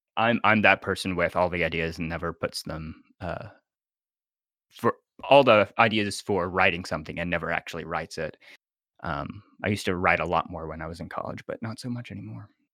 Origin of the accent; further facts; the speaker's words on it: Nashville, Tennessee, United States; I am from Nashville, Tennessee